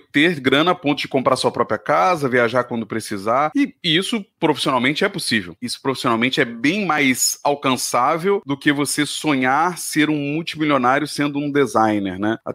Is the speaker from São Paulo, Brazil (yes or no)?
no; Rio de Janeiro, Brazil; Eu vim de uma cidade, né, do Rio, onde a publicidade era extremamente forte, né?